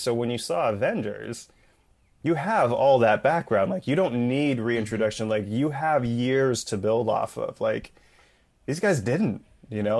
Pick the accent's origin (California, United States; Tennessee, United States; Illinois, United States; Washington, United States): California, United States; Bay Area; my hometown up in the Bay Area